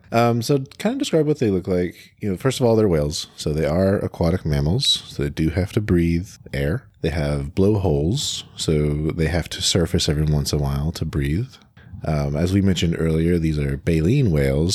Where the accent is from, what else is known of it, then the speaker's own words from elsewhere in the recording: United States; in the U S we also have a ton